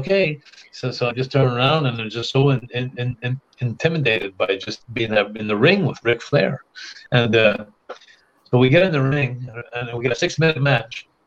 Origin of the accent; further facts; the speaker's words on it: Montreal, Quebec, Canada; my hometown in Montreal